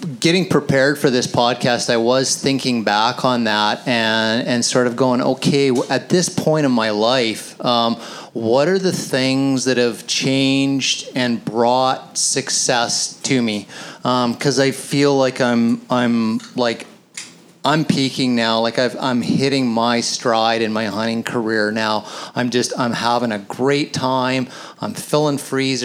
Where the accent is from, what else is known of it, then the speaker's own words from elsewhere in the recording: the Kootenays, British Columbia, Canada; I grew up hunting elk in the Kootenays